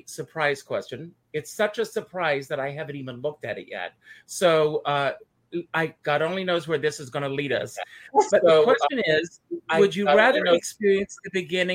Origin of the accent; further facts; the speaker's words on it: South Carolina, United States; now in New York, United States; I grew up in South Carolina